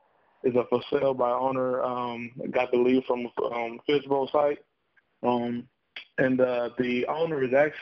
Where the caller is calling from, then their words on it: Toledo, Ohio, United States; I'm also calling from Toledo, Ohio.